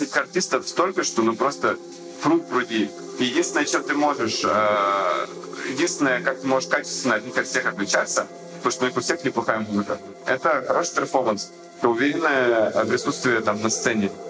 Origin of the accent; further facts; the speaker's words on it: Yekaterinburg, Sverdlovsk Oblast, Russia; я вырос в Екатеринбурге